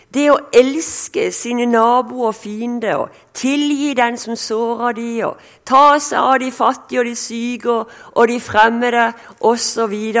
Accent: Sørlandet, Norway; accent: Sørlandet (southern Norwegian); also born or lived in Denmark / Kristiansand; som du hører, jeg er sørlending

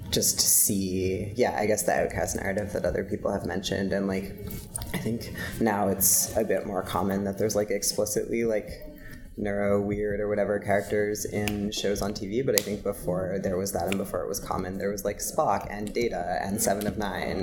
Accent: Montreal, Quebec, Canada; moved away; also born or lived in United States; I am from Montreal. I spent part of my life living in the States

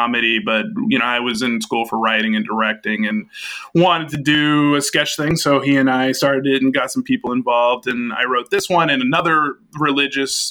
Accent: Boston, Massachusetts, United States; where I grew up in Boston

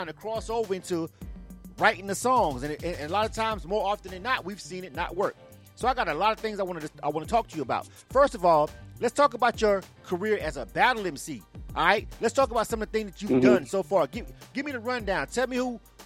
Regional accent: the South, United States; I'm from the South

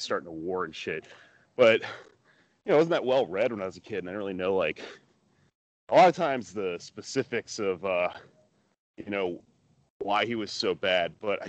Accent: Texas, United States; I grew up in Texas.

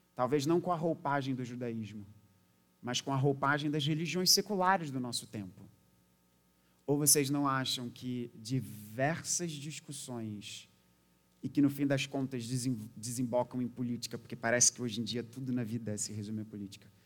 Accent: Brazil; a gente sendo brasileiro naquela época

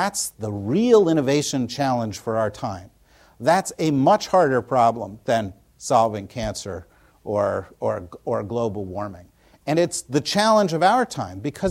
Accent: New Jersey, United States; when Tina and I were growing up in New Jersey

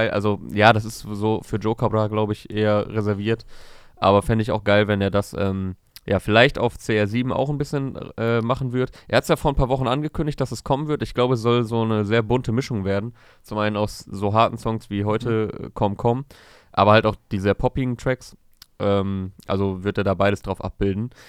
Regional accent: Hohenschönhausen, Berlin, Germany; Ich bin halt wirklich in der Scheiße aufgewachsen, in Armut in Hohenschönhausen.

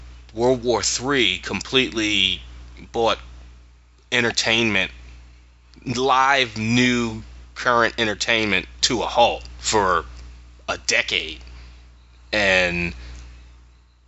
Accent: Philadelphia, Pennsylvania, United States; we're from Philly

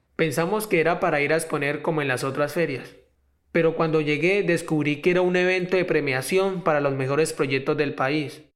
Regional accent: Florencia, Caquetá, Colombia; nací en Florencia, tengo 18 años.

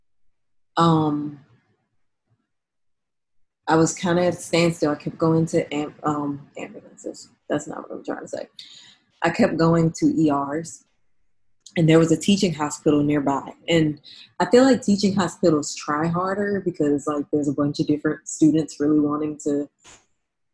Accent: New Orleans, Louisiana, United States; moved away as an adult; now in San Francisco, United States; I'm from New Orleans

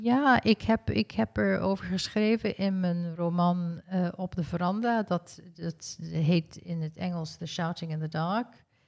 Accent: South Africa; Ik ben in Zuid-Afrika geboren

